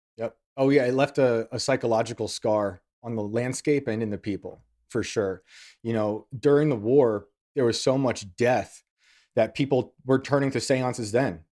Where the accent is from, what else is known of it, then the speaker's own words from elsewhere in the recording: West Point, New York, United States; accent: Yankee; I grew up in West Point